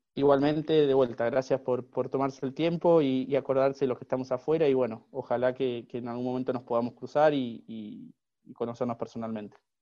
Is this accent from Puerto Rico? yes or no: no; Argentina; moved away as an adult; also born or lived in Los Angeles, United States; now in Miami, United States; me egresé y recibí mi, título en, una universidad de, Argentina